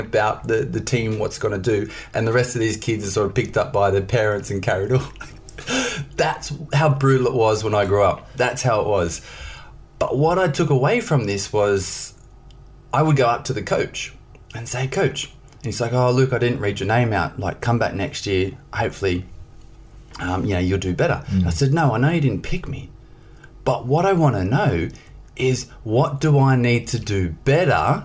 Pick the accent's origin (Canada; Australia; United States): Australia; moved away; I grew up in Australia in a small country town